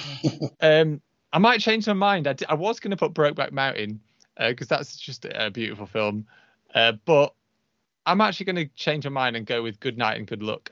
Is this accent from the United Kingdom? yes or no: yes; United Kingdom; I'm British